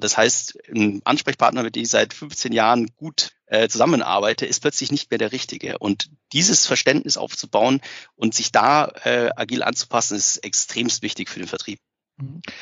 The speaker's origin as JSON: {"language": "German", "region": "Bavaria", "country": "Germany", "said": "ich komme selber aus Bayern"}